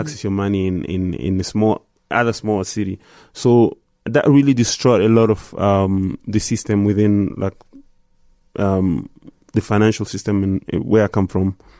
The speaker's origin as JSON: {"language": "English", "town": "Goma", "region": "North Kivu", "country": "DR Congo", "tie": "born or raised there", "moved": "yes", "said": "growing up in Goma"}